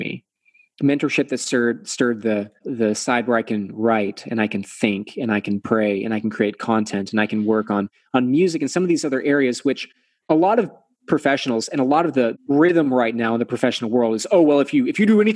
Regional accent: Texas, United States; I'm from Texas, right? So we're Southern.

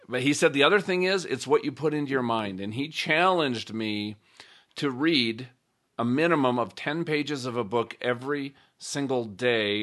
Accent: Minnesota, United States; growing up in Minnesota

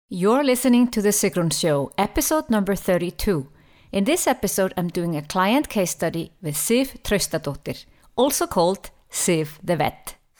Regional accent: Iceland; first language Icelandic; English is a second language; we are both from Iceland. And since I don't have many Icelandic clients, it's always a special treat to be able to switch into my own language from time to time

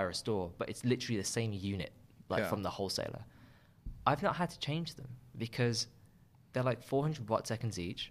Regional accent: Birmingham, West Midlands, United Kingdom; now in London, United Kingdom; I had a fairly good experience growing up here

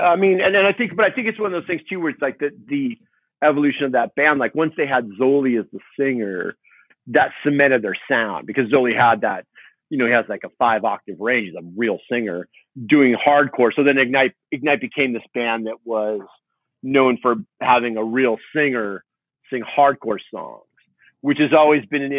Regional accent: Huntington Beach, California, United States; also born or lived in Fountain Valley; Yeah, born and raised in Huntington Beach and Fountain Valley, which is, as you know, is the next city over.

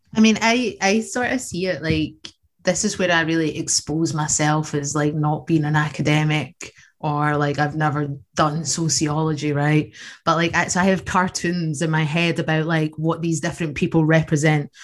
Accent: Scotland, United Kingdom; Having an Irish heritage in Scotland

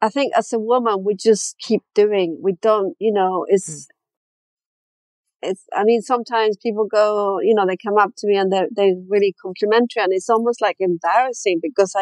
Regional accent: Chile; moved away; I grew up in Chile

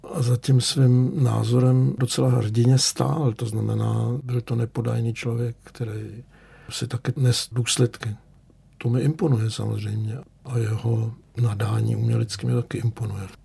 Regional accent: Czechia; first language Czech; moved away as an adult; also born or lived in Berlin, Germany; Mě nikdy nenapadlo, že se sem někdy vrátím

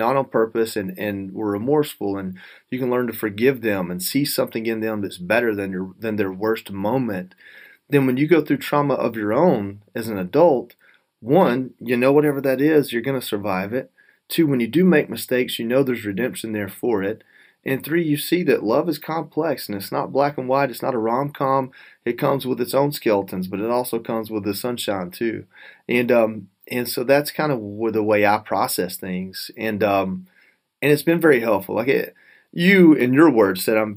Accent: North Georgia, United States; growing up in North Georgia with not a lot of money

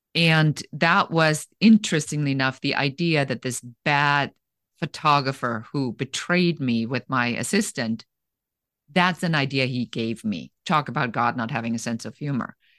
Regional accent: Germany; moved away; I was born in Germany

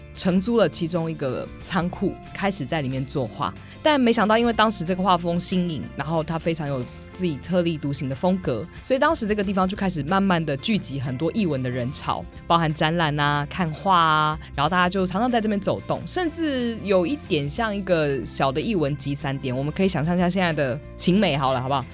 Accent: Taichung, Taiwan; 我身为台中人

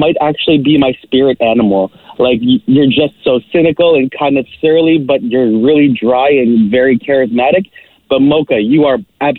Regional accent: Toronto, Ontario, Canada; And now I live downtown, but I grew up in Malvern.

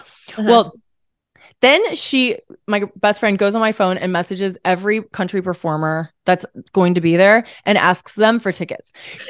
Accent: St. Louis, Missouri, United States; No, I'm from St. Louis, Missouri. Where we're coming from. We're coming from St. Louis, Missouri today, right now.

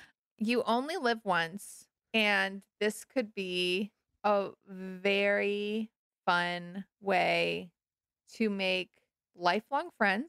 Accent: Malibu, California, United States; also born or lived in New York; I am from Malibu and also New York.

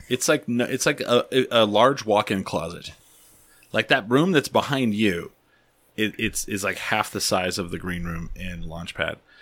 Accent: Albuquerque, New Mexico, United States; we're from Albuquerque

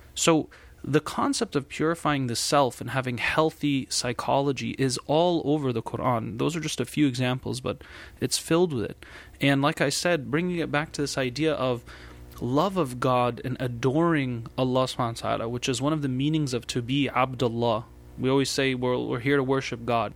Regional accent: United States; as an American and here in the United States

